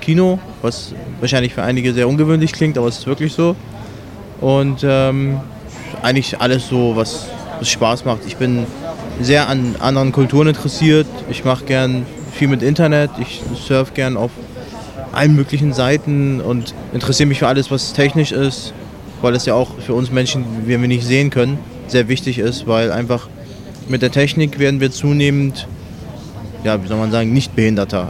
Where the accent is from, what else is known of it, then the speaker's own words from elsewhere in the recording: Hamburg, Germany; moved away as an adult; also born or lived in Iran; now in Berlin, Germany; wir kommen aus dem Iran, sind, äh, neunundachtzig nach Deutschland gekommen. Hab dann in Hamburg halt die Schule besucht